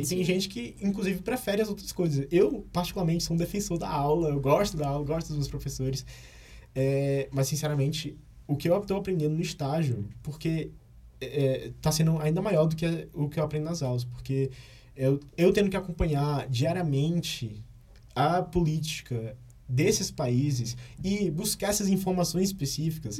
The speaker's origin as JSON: {"language": "Portuguese", "town": "Fortaleza", "region": "Ceará", "country": "Brazil", "moved": "as an adult", "lives_now": "Brasília, Brazil", "said": "eu sou de Fortaleza"}